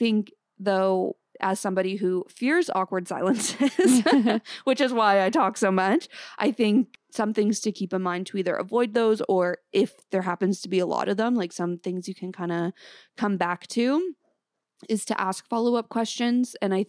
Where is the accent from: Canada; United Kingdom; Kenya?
Canada; small town outside Toronto, Ontario; now in Toronto, Canada; people must know I'm from a small town outside the city